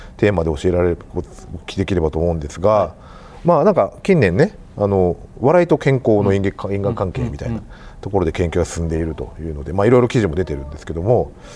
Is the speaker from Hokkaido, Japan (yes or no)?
yes; Hokkaido, Japan; moved away as an adult; now in Kansai, Japan; 僕北海道の出身でですね関西に来たのは29歳の時なんですけども